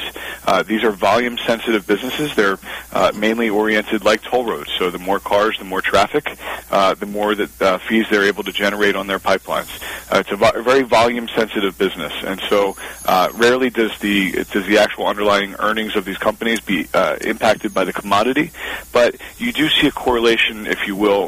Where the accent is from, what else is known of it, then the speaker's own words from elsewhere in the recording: Pennsylvania, United States; My home state of Pennsylvania, where I was born and raised